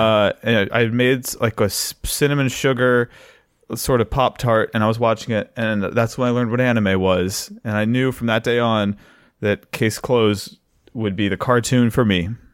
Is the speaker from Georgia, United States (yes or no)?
no; North Carolina, United States; as a young man growing up in North Kakalaki, I, I was raised